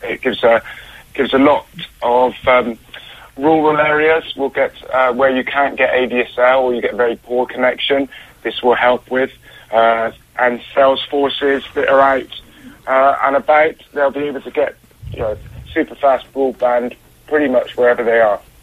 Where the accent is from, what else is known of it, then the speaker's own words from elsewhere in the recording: Bristol, South West England, United Kingdom; I'm from Bristol